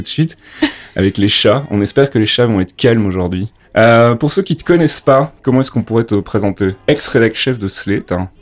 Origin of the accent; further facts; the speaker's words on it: Belgium; moved away as an adult; now in France; je suis originaire de Belgique